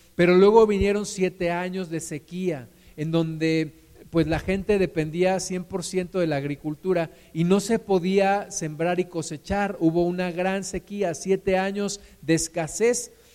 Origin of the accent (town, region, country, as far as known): Mexico